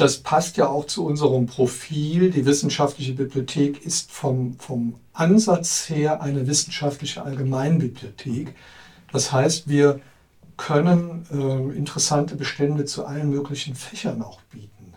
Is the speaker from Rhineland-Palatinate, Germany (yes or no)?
yes; Trier, Rhineland-Palatinate, Germany; Ich bin gebürtiger Trierer